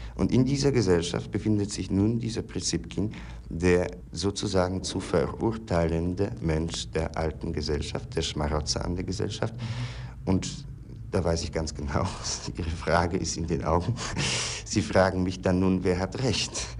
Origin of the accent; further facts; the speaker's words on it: Poland; ich stamme aus Polen